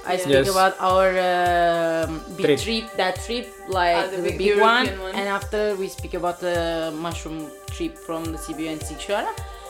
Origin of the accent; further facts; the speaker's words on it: Portugal; I'm from Portugal.